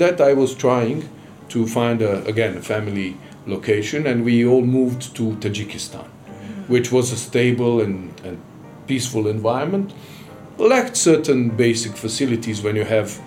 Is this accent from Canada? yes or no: no; Sarajevo, Federation of Bosnia and Herzegovina, Bosnia & Herzegovina; moved away as an adult; now in Tanzania; the UN High Commissioner for Refugees office in Sarajevo, my hometown, during the war